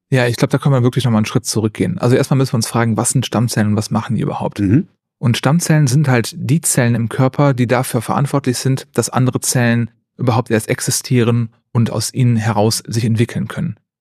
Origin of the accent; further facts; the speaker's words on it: Neuss, North Rhine-Westphalia, Germany; also born or lived in Jülich / Aachen; Ich komme aus Neuss gebürtig, also nicht so weit weg von Bonn.